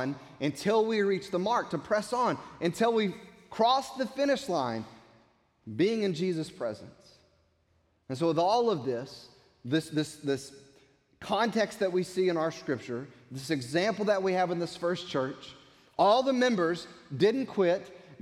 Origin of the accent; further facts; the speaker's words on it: United States; us as American Christians